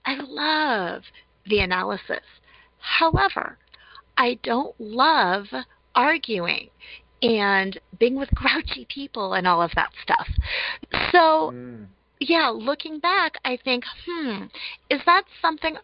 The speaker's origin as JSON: {"language": "English", "region": "Colorado", "country": "United States", "tie": "born or raised there", "said": "I was born and raised in Colorado. Colorado native, love it here"}